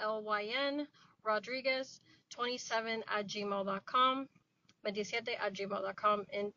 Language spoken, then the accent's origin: English; Cuba; now in South Florida, United States; I was born in Cuba and came to the U.S. in 2002.